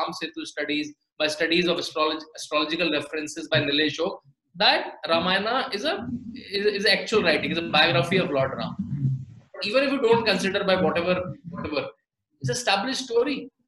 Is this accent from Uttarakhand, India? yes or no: yes; Rishikesh, Uttarakhand, India; I'm born and brought up in Rishikesh, a very spiritual, dharmic place